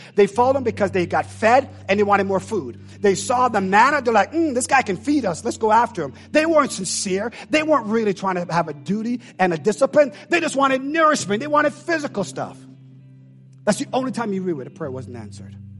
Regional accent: Jamaica; I know I tell you I'm Jamaican, but I really am Jamaican

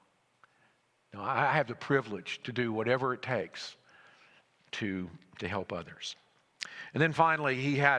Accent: Alabama, United States; moved away as an adult; now in Greenville, United States; I'm from Greenville. I grew up in Alabama, but I've been in Greenville, South Carolina since I was 18

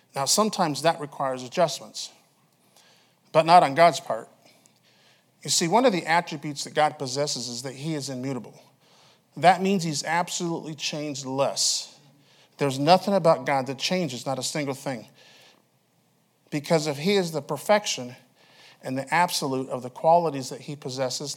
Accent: Alaska, United States; moved away; I'm from Alaska.

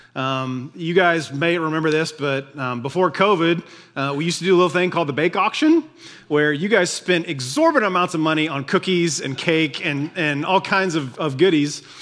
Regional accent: United States; we're Americans

